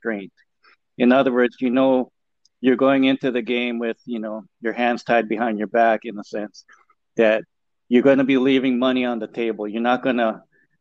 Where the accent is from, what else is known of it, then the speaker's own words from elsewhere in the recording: Hawaii, United States; also born or lived in Portland; I'm born and raised in Hawaii